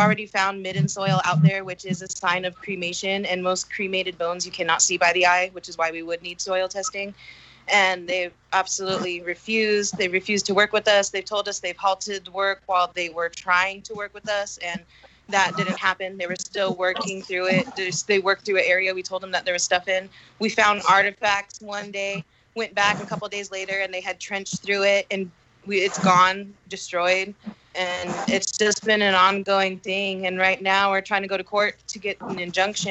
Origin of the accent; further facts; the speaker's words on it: La Posta, California, United States; I'm from La Posta, and this is one of the areas that's closest to the border wall